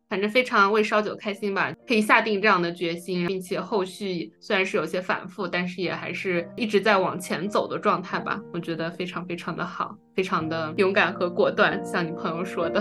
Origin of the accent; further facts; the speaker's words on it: China; 因为我们是中国人嘛